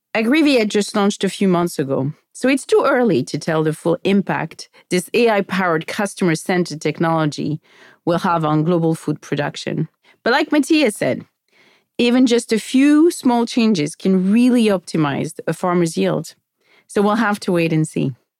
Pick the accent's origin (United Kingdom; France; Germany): France; moved away as an adult; now in United States; Growing up in France